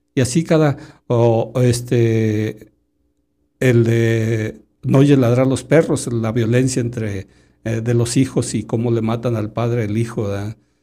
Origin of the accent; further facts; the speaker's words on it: Sayula, Jalisco, Mexico; also born or lived in Lagunilla, Tapalpa, Jalisco / Guadalajara, Jalisco; de Guadalajara a los, vamos a decir, como a los siete, siete, ocho años, y ya me fui a vivir a Sayula, al barrio de la Cande